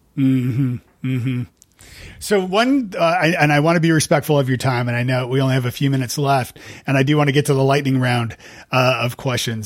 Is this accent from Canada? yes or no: yes; Canada; moved away as an adult; now in United States; I'm Canadian and I live in the States